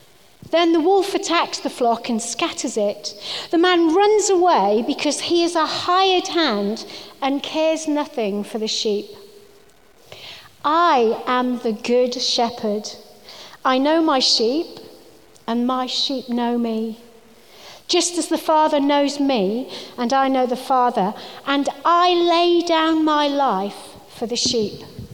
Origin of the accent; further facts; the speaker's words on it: Wales, United Kingdom; And I think I am Welsh, although you wouldn't know it from my accent, but if I was speaking to my family on the phone, you definitely would see the difference.